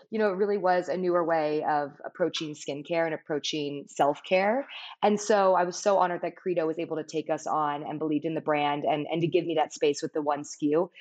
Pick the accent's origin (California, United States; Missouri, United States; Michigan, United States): California, United States; Palos Verdes; I grew up in Palos Verdes, a beautiful coastal town in Southern California